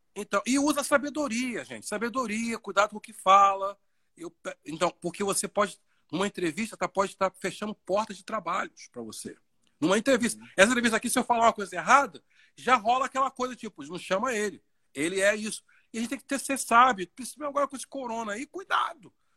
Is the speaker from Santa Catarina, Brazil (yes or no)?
no; Baixada Fluminense, Rio de Janeiro, Brazil; moved away as an adult; de onde eu vim, da Baixada